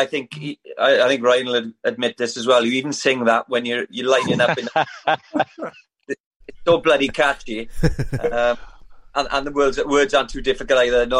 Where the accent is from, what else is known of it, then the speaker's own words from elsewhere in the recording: Wales, United Kingdom; I even as a Welshman